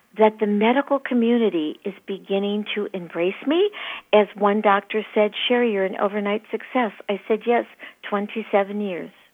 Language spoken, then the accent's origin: English; Michigan, United States; moved away as an adult; now in East Valley, Arizona, United States; I grew up in Michigan